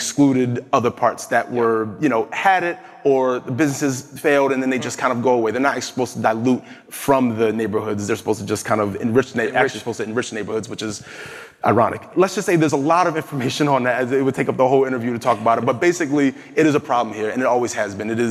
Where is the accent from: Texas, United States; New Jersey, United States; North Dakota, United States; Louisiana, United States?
New Jersey, United States; I'm from New Jersey